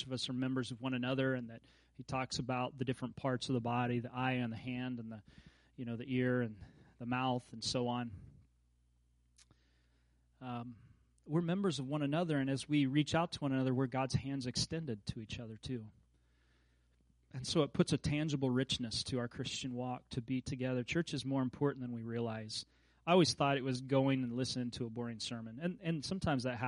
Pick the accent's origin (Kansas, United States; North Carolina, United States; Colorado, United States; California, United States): Kansas, United States; moved away; as a kid growing up in Kansas